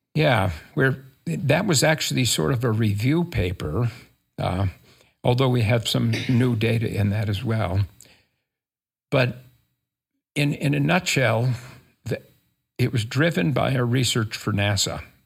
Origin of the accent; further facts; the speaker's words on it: rural Minnesota, United States; moved away as an adult; also born or lived in California; now in Utah, United States; I grew up in Minnesota, rural Minnesota